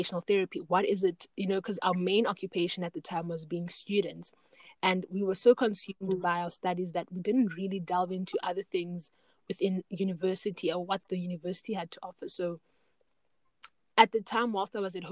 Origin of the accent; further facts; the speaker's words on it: Knysna, Western Cape, South Africa; my hometown, Knysna